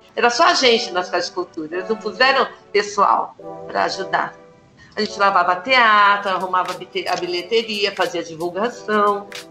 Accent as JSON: {"language": "Portuguese", "region": "São Paulo", "country": "Brazil", "tie": "born or raised there", "said": "Nasci em São Paulo, na periferia de Abaquara, morei lá até os 20 e poucos anos."}